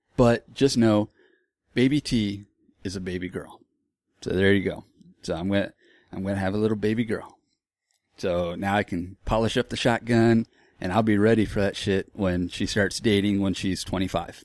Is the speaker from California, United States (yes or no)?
no; Florida, United States; moved away; also born or lived in Texas; I grew up in Florida